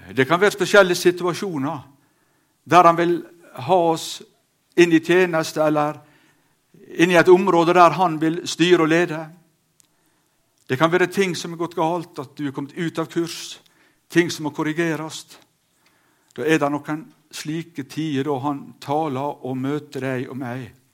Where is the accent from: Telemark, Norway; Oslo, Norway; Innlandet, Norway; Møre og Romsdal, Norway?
Møre og Romsdal, Norway; Sunnmøre; hjemme på Auregarden